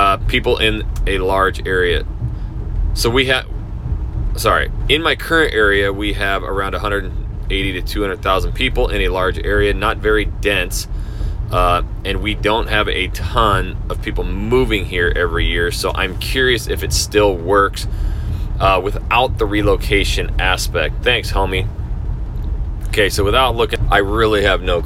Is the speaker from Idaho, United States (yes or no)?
yes; North Idaho, United States; I'm a redneck from North Idaho